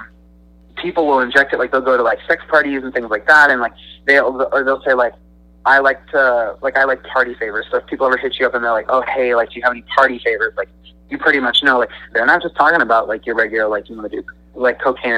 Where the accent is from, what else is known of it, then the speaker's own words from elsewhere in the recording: United States; I'm from the United States